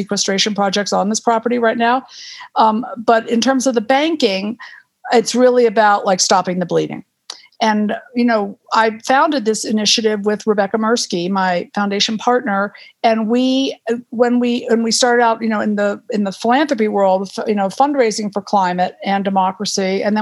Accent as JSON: {"language": "English", "region": "Western Massachusetts", "country": "United States", "tie": "born or raised there", "also_born_or_lived": "Miami / Concord, Massachusetts", "moved": "as an adult", "lives_now": "Aspen, United States", "said": "I grew up in Western Massachusetts playing in the woods a lot"}